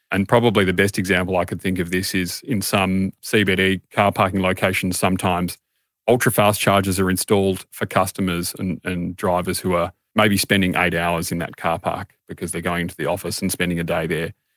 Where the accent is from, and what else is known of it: Australia